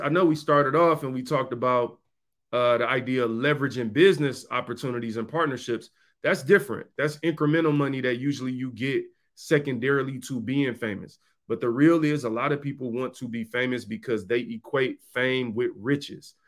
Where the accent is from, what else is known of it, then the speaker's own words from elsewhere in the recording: Detroit, Michigan, United States; in my neighborhood growing up in Detroit